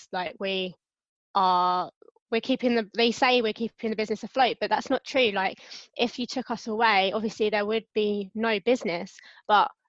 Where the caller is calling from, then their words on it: London, United Kingdom; Calling from London, UK